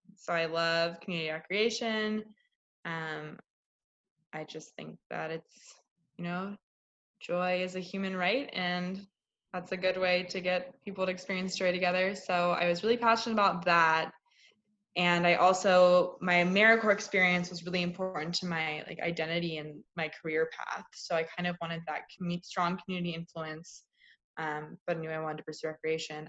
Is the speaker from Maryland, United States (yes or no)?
yes; Greenbelt, Maryland, United States; also born or lived in Indiana; now in Illinois, United States; I'm from Greenbelt, Maryland, which is a suburb of Washington D.C. Um, I've not lived there for a long time.